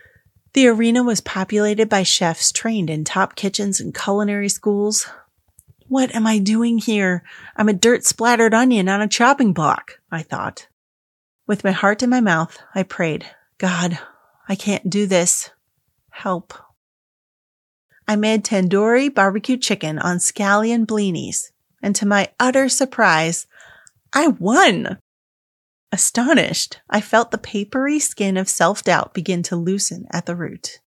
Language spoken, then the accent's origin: English; Dubai, United Arab Emirates; I'm a dyed-in-the-wool third culture kid. I'm Indian, grew up in Dubai, but attended a British-run school.